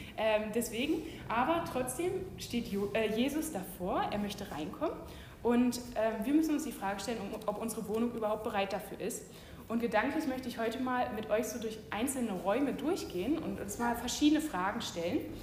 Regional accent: Germany; Wir Deutschen

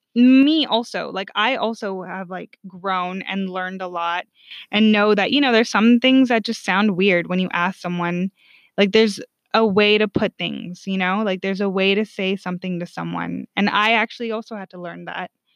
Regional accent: California, United States; also born or lived in Sweden; I'm from the state that, like, votes correctly

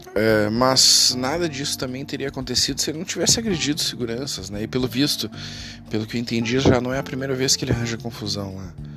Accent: Porto Alegre, Rio Grande do Sul, Brazil; sou de Porto Alegre

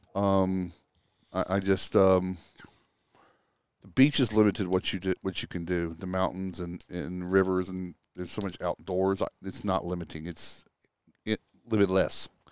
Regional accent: Texas, United States; moved away as an adult; I grew up in Texas. Um, lived there all the way through, through college

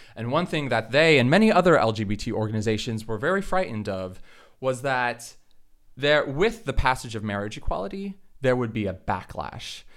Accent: Florida, United States; in Florida, the state where I'm from

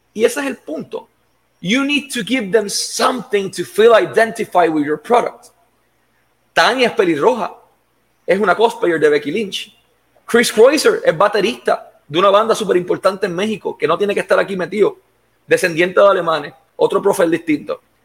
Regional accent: Puerto Rico; Yo me crié en el Tuque

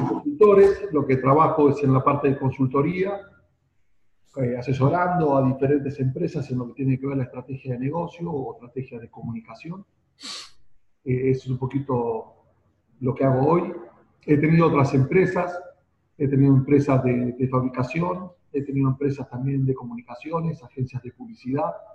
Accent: Buenos Aires, Argentina; soy de Buenos Aires, nací acá hace apenas 50 años

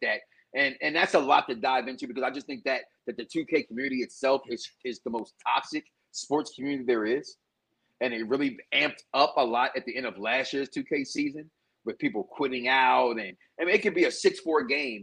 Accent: Chicago, Illinois, United States; now in Florida, United States; I'm from Chicago.

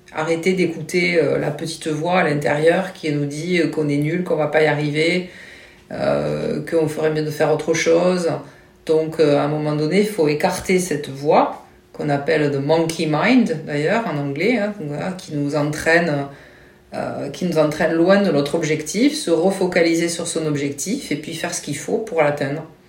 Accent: Toulouse, Occitania, France; also born or lived in Mérignac / Marmande; je suis de Toulouse.

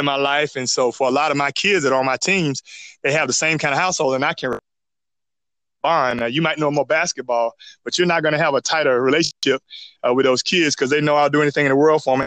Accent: Charlotte, North Carolina, United States; I grew up in Charlotte, North Carolina

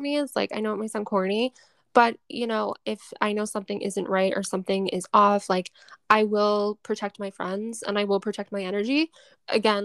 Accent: Boston, Massachusetts, United States; I'm from Boston, like I'm from Mass, and all of my girlfriends are mainly from Mass

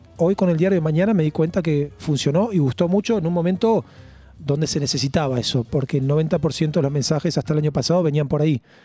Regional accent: Vicente López, Buenos Aires Province, Argentina; also born or lived in Olivos / Belgrano; now in Tigre, Argentina; Yo nací en Vicente López, en Florida, nací. Ahí viví los primeros 16, 17 años

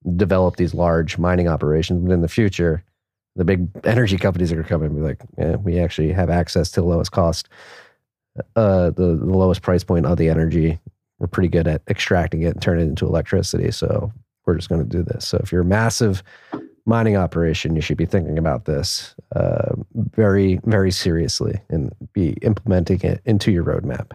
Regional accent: Pennsylvania, United States; I am from Pennsylvania

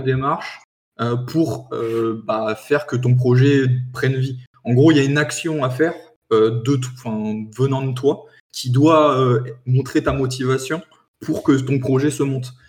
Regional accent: France

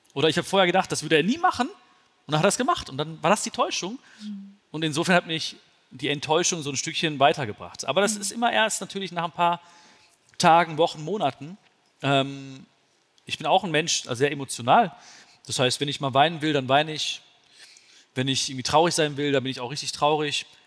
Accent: Germany; also born or lived in India (ancestry); Bin ich jetzt der Deutsche in Indien oder der Inder in Deutschland?

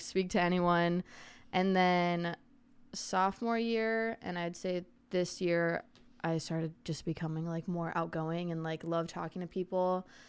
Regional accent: Arizona, United States; I'm from Arizona, born and raised.

